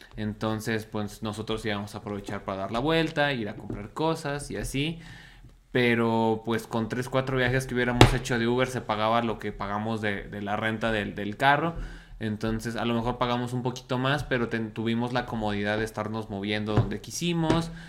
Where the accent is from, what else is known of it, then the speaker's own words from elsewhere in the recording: Mexico; now in Mexico City, Mexico; Como buen mexicano, dejamos todo hasta el último.